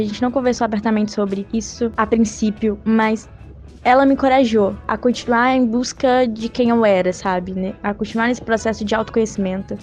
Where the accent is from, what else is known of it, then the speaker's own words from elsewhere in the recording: Juiz de Fora, Minas Gerais, Brazil; sou mineira de Juiz de Fora